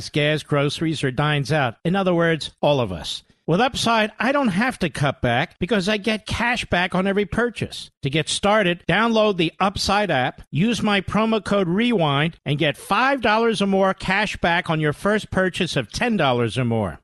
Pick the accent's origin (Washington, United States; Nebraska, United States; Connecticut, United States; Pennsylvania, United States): Pennsylvania, United States; Philadelphia; I'm from Philly